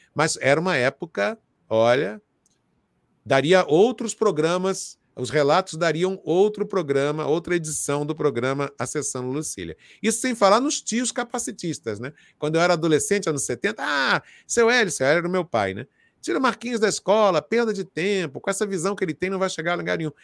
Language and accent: Portuguese; Rio de Janeiro, Brazil; No subúrbio de Inhaúma, no complexo do Alemão, onde eu nasci, na comunidade da Fazendinha